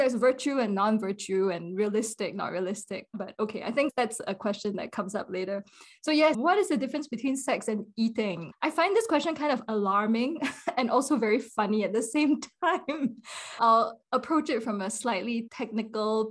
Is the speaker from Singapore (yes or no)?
yes; Singapore; moved away as an adult; also born or lived in Princeton, United States / Shravasti Abbey, United States; now in United States; I was born and raised in Singapore